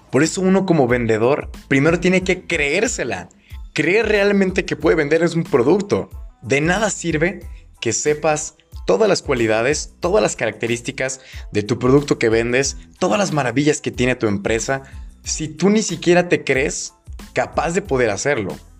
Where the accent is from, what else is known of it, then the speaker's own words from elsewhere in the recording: Guadalajara, Jalisco, Mexico; soy de Guadalajara, Jalisco, México